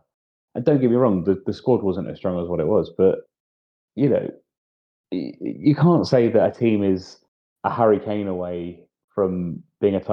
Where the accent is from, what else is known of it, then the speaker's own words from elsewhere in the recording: England, United Kingdom; As an Englishman